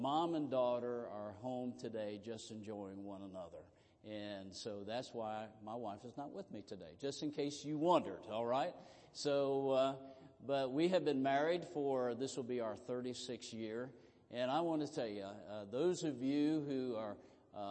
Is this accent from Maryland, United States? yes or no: yes; Southern Maryland, United States; moved away; I grew up in Southern Maryland